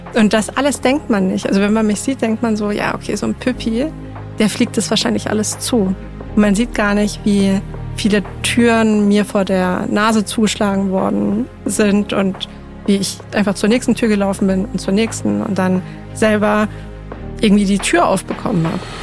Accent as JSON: {"language": "German", "town": "Munich", "region": "Bavaria", "country": "Germany", "tie": "born or raised there", "said": "Ich bin in München geboren und aufgewachsen, im Münchner Westend"}